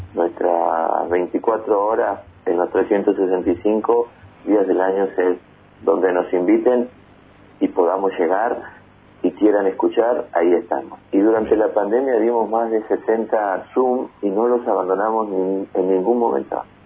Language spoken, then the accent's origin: Spanish; Argentina; del color que realmente somos los argentinos